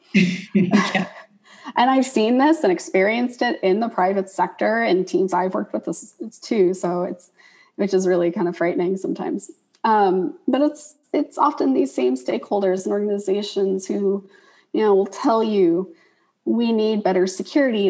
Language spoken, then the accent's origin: English; the South, United States; I'm obviously from the South